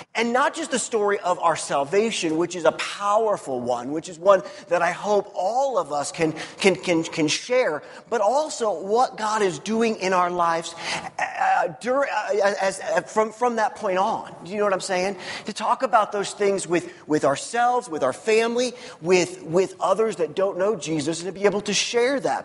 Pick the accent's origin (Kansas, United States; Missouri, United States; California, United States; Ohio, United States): Missouri, United States; I grew up in Missouri. Missouri is the show me state